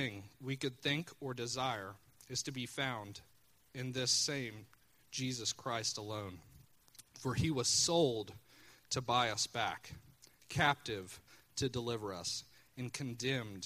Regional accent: Chillicothe, United States; Chillicothe's my hometown

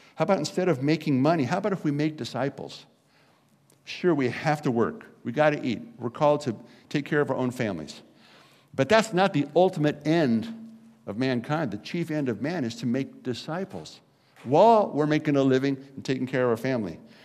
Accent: Garden Grove, California, United States; my hometown of Garden Grove, California

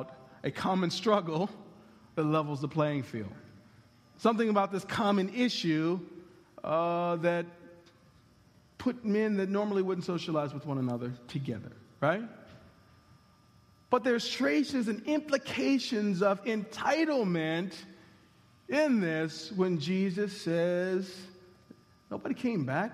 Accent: United States

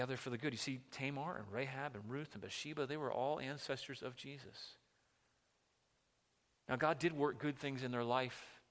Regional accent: just outside Washington, D.C., Virginia, United States; I grew up just outside of Washington, D.C., in the boonies in Virginia, and then we moved closer to it

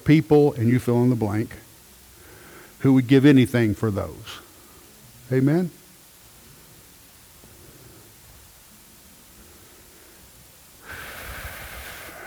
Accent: United States; When we go to a different country, I'm American.

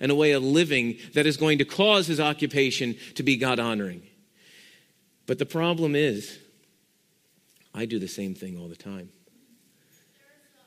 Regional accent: Pennsylvania, United States; when I grew up in Pennsylvania

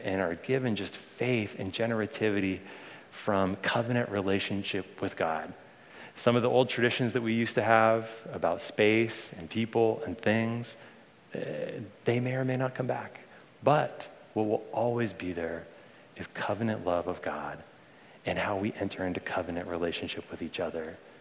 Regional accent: Bay Area, California, United States; I was born in the Bay Area, and I grew up around here as a little kid

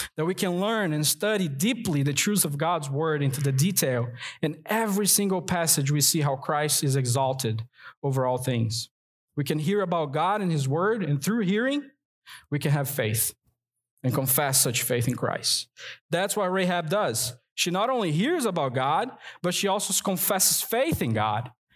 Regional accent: Rio de Janeiro, Brazil; now in North Carolina, United States; I'm from Brazil, and there it's a tropical country. And in the New Year's Day, we go to the beach to celebrate. And I grew up doing

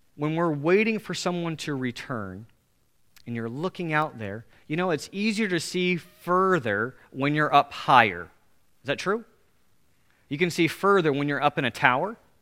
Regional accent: United States; Most of us as American Christians

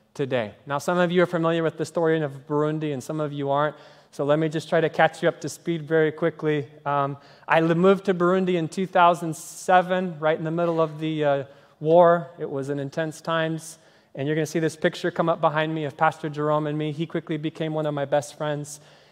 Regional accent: Kenya; moved away; the language that I grew up speaking in Kenya, which is Swahili

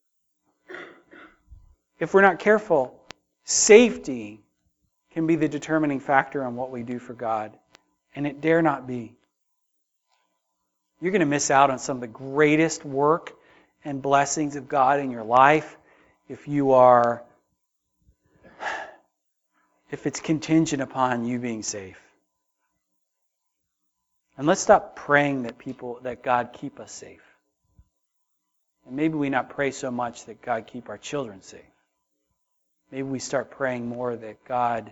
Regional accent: United States; American Christians

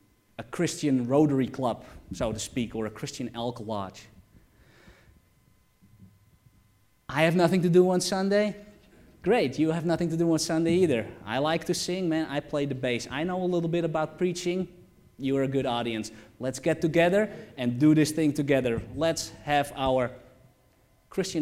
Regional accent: Netherlands; English is a second language; moved away; I'm originally from Holland, and just like Arnold Schwarzenegger, I've not been able to shed the accent yet.

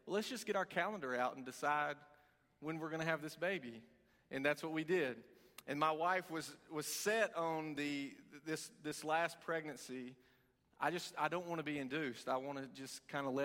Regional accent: Cornersville, Tennessee, United States; moved away as an adult; now in Knoxville, United States; I'm from Middle Tennessee, small dairy farm in the middle of nowhere

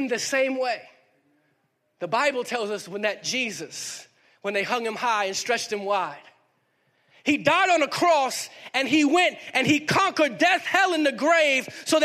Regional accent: Miami, Florida, United States; moved away; also born or lived in Harrisburg, North Carolina / Durham, North Carolina; I grew up in the city, Miami

